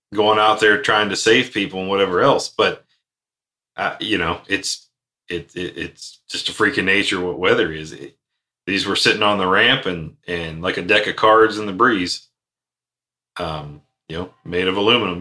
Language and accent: English; Outer Banks, North Carolina, United States; I spent many a years growing up in the Outer Banks